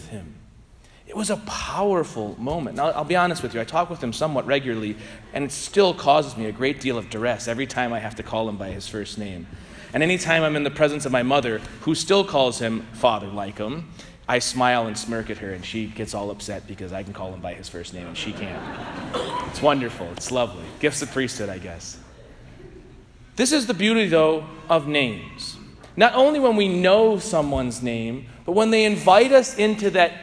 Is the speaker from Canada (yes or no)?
no; St. Louis, Missouri, United States; I grew up in St. Louis near Benedictine Abbey when my grandparents were parishioners.